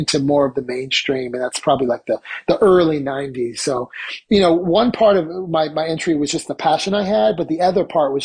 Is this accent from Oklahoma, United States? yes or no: no; Palo Alto, California, United States; moved away as an adult; also born or lived in San Francisco Bay Area / New York City; I grew up in Palo Alto